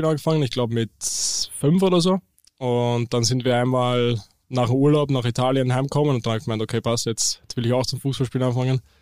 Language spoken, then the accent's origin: German; Eisenstadt, Burgenland, Austria; now in Hamburg, Germany; ich komme aus Österreich, genauer zu sein aus Eisenstadt, das ist in Burgenland. Ähm, ja, dort, das ist auf jeden Fall nicht typisch für Österreich, weil dort gibt es nicht wirklich Berge, eher mehr Weinberge. Und ja, ziemlich viel Flachland